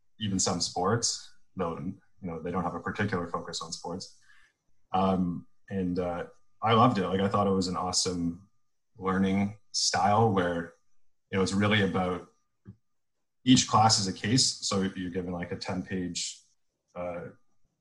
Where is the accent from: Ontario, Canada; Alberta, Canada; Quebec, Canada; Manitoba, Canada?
Ontario, Canada; Toronto; I grew up in Toronto